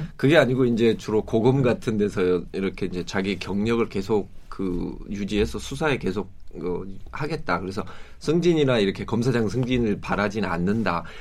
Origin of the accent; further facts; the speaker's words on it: Suncheon, South Jeolla, South Korea; 제가 고향이 순천인데